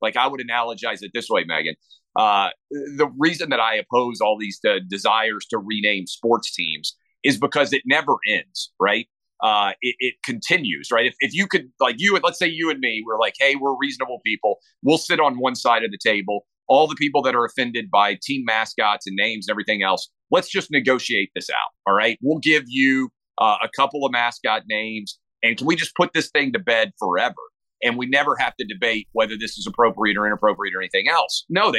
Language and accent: English; the South, United States; I grew up in the South, so I grew up around guns.